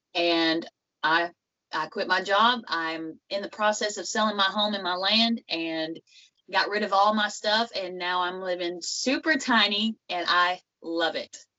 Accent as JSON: {"language": "English", "region": "Western Kentucky", "country": "United States", "said": "where I'm from is from Western Kentucky. It's um, about a little town called Catawba"}